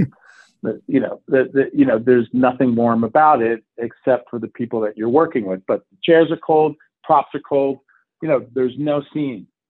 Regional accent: the South, United States; moved away; I grew up a bit in the South. Uh, actually, most of my youth was in the South

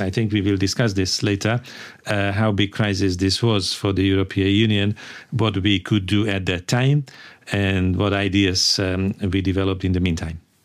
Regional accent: Hungary; also born or lived in London; I come from Hungary

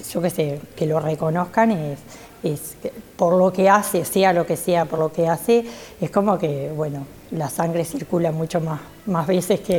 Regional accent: Quebrada de los Cuervos, Treinta y Tres, Uruguay; yo soy de la Quebrada de los Cuervos, vivo a 8 kilómetros del área protegida, eh, se llama Cerro Colorado

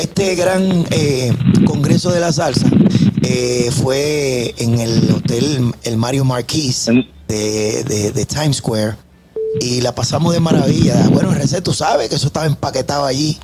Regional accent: Dominican Republic; moved away; de visita en mi país.

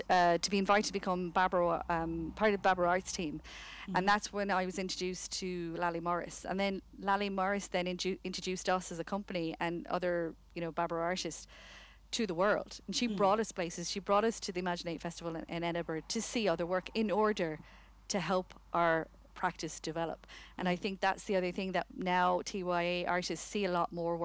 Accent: Connemara, Carraroe, Connacht, Ireland; moved away; also born or lived in United Kingdom; I come from Connemara, Carrow. I'd never seen theatre until I left for the UK.

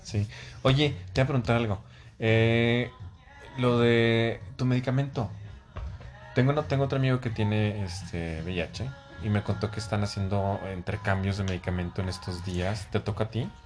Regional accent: Mexico; now in Mexico City, Mexico; como mexicanos

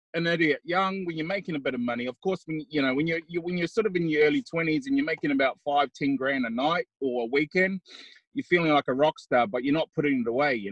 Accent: Auckland, New Zealand; born or raised there

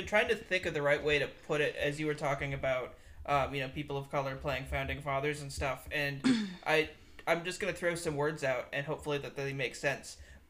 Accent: Wisconsin, United States; moved away as an adult; I'm from Wisconsin, and I didn't move to the South until I was, you know

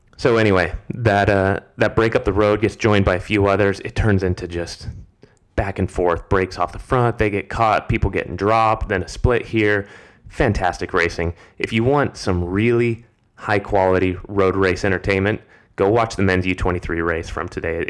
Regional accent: United States; As an American

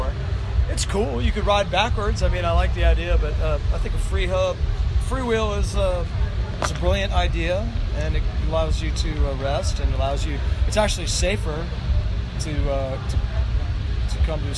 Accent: Nebraska, United States; now in Raleigh, United States; I grew up in Nebraska when I was a kid

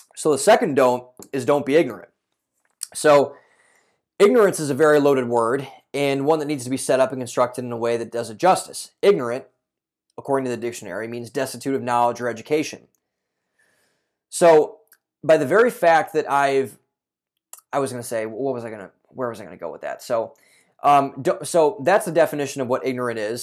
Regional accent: a suburb outside of Cleveland, Ohio, United States; I grew up in Cleveland, Ohio for those, or not Cleveland, Ohio, but a suburb outside of Cleveland, Ohio

